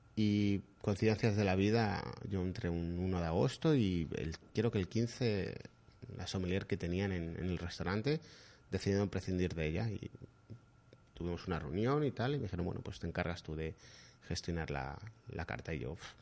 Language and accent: Spanish; Madrid, Community of Madrid, Spain; yo soy de Madrid